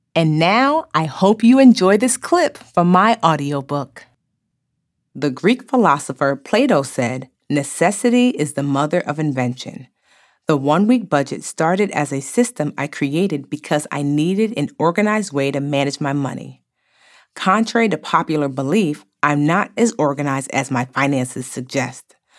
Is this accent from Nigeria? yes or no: yes; Nigeria; I am Nigerian